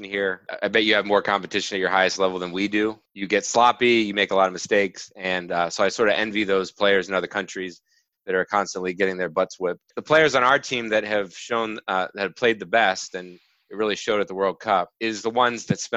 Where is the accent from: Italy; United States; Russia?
United States; as an American